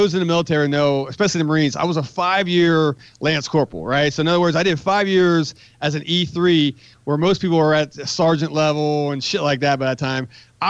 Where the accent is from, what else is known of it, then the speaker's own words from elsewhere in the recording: West Virginia, United States; One, I'm from West Virginia. You think I've heard every West Virginia joke in the world, right?